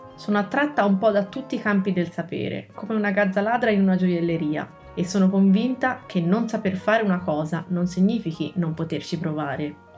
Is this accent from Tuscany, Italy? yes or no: yes; Pisa, Tuscany, Italy; Sono nata a Pisa un giorno di gennaio. Sono cresciuta all'ombra della torre